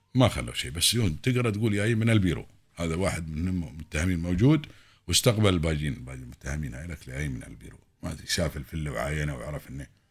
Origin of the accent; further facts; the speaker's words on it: United Arab Emirates; هنا عندنا في الإمارات